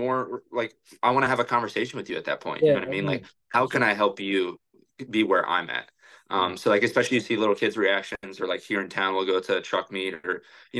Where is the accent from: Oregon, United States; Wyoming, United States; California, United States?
Oregon, United States; born there; citizen, and I was born in Oregon too, and my dad's from Canada, so